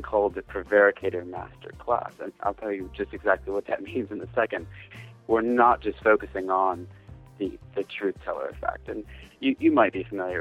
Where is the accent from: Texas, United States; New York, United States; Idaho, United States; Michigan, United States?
Michigan, United States; Detroit; I'm actually from Detroit, Michigan, over in the States. I've been here all my life.